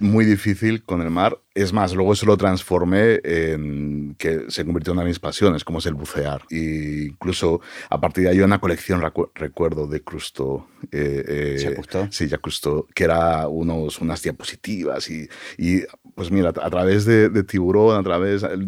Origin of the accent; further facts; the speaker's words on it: Barcelona, Catalonia, Spain; moved away as an adult; now in United States; Yo, nací en Barcelona y, prácticamente toda mi vida hasta que tomé la decisión de, ir a Estados Unidos, la pasé y la viví en, Barcelona.